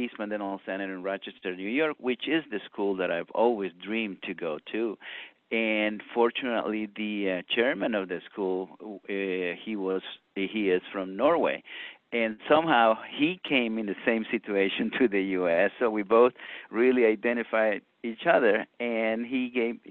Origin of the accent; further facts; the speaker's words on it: San Miguel, El Salvador; moved away as an adult; also born or lived in Brazil; I was born and raised in El Salvador in the city of San Miguel